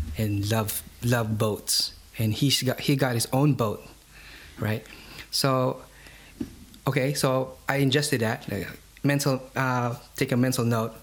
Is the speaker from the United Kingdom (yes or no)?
no; Philippines; I'm Filipino. I'm from the Philippine Islands.